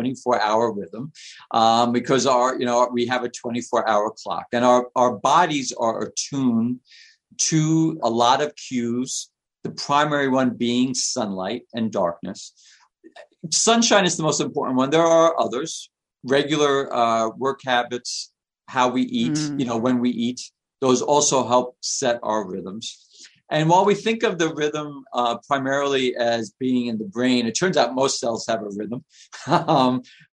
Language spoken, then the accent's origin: English; New York City, New York, United States; now in Detroit, United States; I lived in New York. I grew up in Queens.